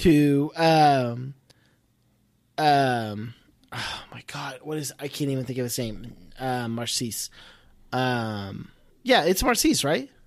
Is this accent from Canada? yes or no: no; Ireland; I'm Irish